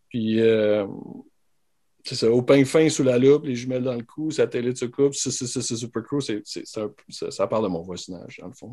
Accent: Saint-Hyacinthe, Quebec, Canada; moi je viens de Saint-Hyacinthe

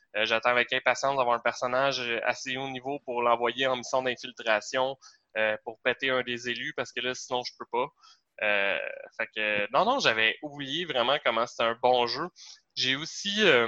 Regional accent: Varennes, Quebec, Canada; quand on vient de Varennes

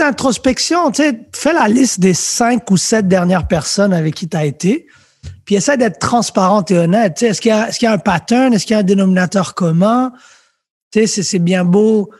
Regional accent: Montreal, Quebec, Canada; also born or lived in France; j'ai grandi à Lucien Pagé

